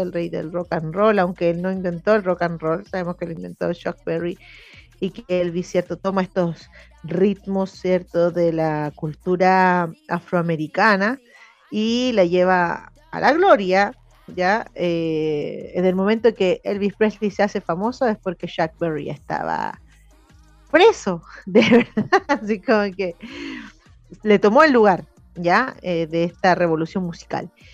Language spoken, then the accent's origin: Spanish; Chile; como chilenos y chilenas